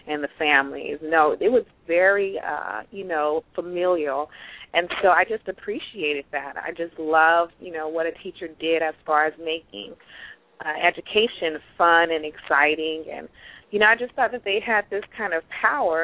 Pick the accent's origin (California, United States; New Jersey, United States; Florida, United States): California, United States; Pittsburg; I'm from Pittsburgh, California. I was born, raised out here in the West Coast